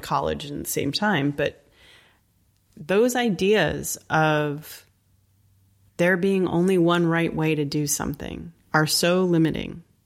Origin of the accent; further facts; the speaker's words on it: New England, Connecticut, United States; I grew up in New England, in Connecticut